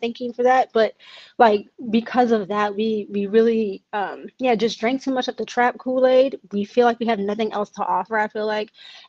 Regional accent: Atlanta, Georgia, United States; also born or lived in College Park, Georgia; so I'm from Atlanta. I was born in College Park.

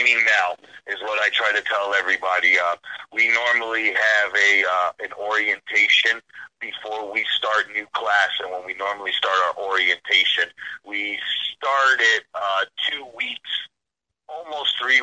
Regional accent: New London, Connecticut, United States; moved away; I'm originally from New London, Connecticut

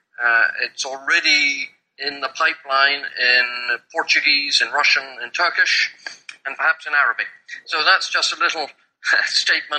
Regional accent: England, United Kingdom; accent: pure English accent from England; moved away as an adult; also born or lived in Kenya / Nigeria / Papua New Guinea; now in Hong Kong; you're listening to my accent and you're listening to the pure English accent from England

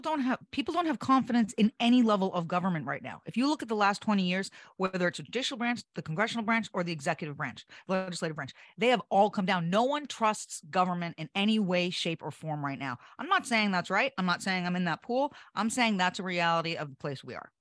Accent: Hampton, New Hampshire, United States; I'm from Hampton, New Hampshire

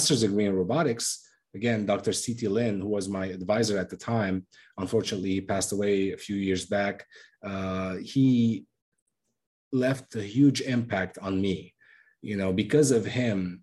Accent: Lebanon; now in United States; I'm originally from Lebanon

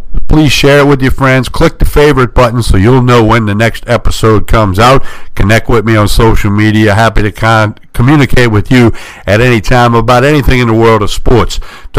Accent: New Orleans, Louisiana, United States; about 55 miles north of New Orleans, which is my hometown.

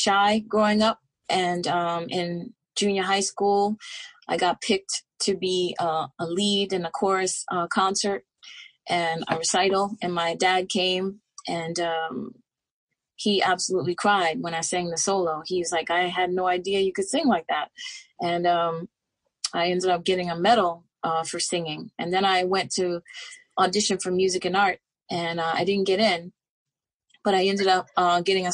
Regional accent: New York City, New York, United States; also born or lived in Harlem / Philadelphia; I was born in Harlem and raised in the Bronx. And then I moved back to Harlem as an adult. And I'm a New York City girl, born and raised.

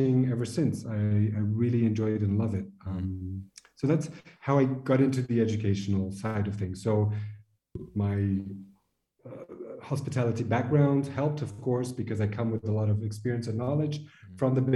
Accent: Brazil; also born or lived in France / French Polynesia / Qatar / Kuwait; now in Switzerland; I'm originally from Brazil

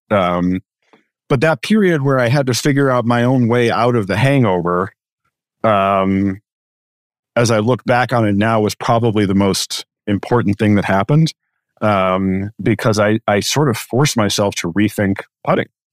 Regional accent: Chicago, Illinois, United States; I grew up in Chicago

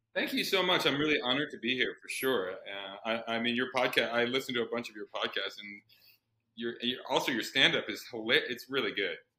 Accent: Iowa, United States; I grew up in the in, in, in the Midwest in Iowa

